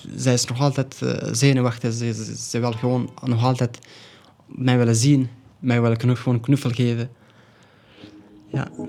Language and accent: Dutch; Afghanistan; first language Pashto; Dutch is a second language; now in Belgium